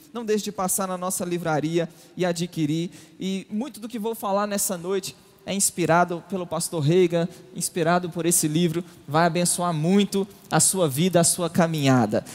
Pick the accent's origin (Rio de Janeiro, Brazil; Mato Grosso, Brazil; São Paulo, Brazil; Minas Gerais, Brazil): Minas Gerais, Brazil; para nós mineiros, por exemplo, nós saímos de Belo Horizonte